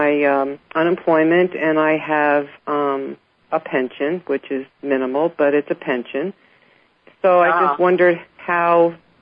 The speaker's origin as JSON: {"language": "English", "town": "Manhattan", "region": "New York", "country": "United States", "tie": "born there", "said": "You're not going to believe this, but I was born in Manhattan. And I lived on Staten Island when I was a baby."}